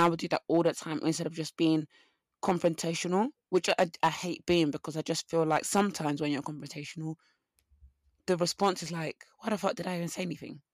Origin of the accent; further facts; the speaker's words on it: Essex, East of England, United Kingdom; I'm from Essex because of my accent